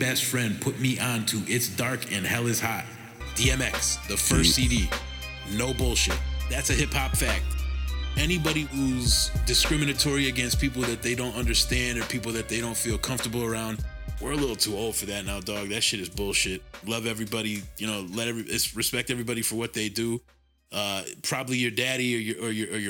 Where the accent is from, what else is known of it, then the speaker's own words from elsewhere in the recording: Connecticut, United States; we're from Connecticut.